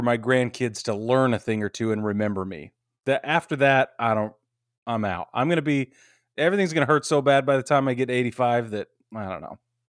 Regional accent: Utah, United States; I grew up in Utah, so I have some bear trauma as well.

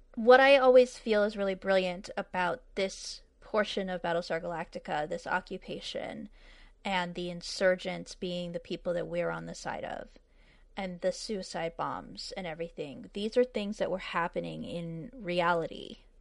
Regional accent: New England, United States; moved away; also born or lived in Arizona / California; I'm from New England, but I lived in Arizona for twelve years, and I lived in California for six years after

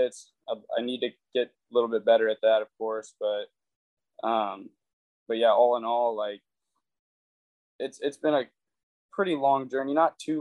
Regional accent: Oroville, United States; I come back into Orville, my hometown

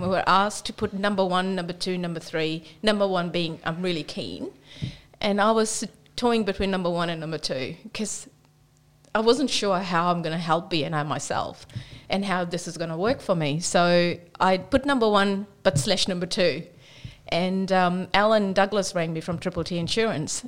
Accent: New Zealand; moved away as an adult; now in Australia; I'm from New Zealand

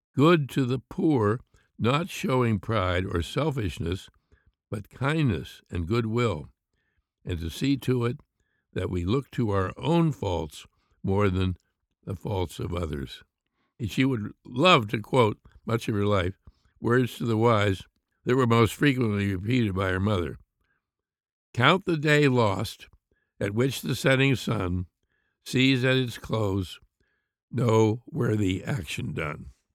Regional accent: Pittsburgh, Pennsylvania, United States; I grew up in Pittsburgh

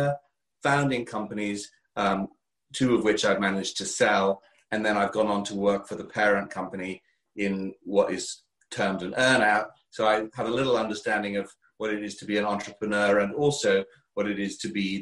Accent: Kent, South East England, United Kingdom; accent: English; with my English accent all the way from Kent, England

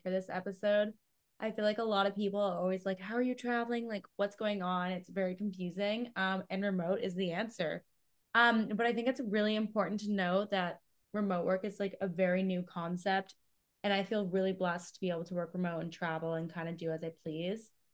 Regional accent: Canada; I'm from Canada

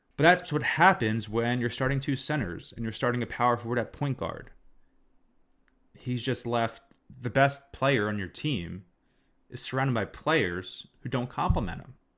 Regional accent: Philadelphia, Pennsylvania, United States; we're from Philly

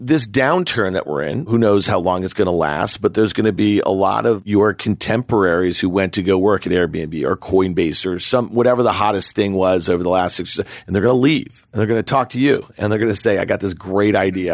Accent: New York, United States; I grew up here in New York

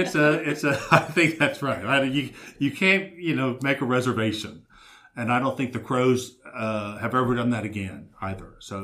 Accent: Texas, United States; now in Baton Rouge, United States; Well, I'm from Texas, and so from Baton Rouge...

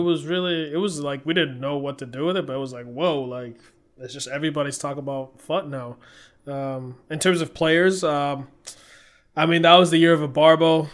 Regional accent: Nigeria; being Nigerian

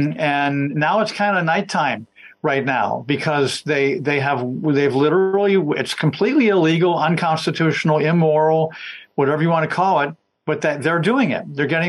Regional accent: Washington, District of Columbia, United States; By the way, I grew up in Washington, D.C., was down there all the time.

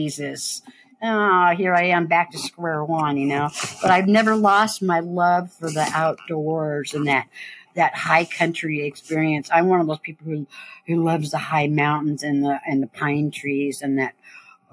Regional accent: Berkeley, California, United States; now in Marin County, United States; I was born in Berkeley

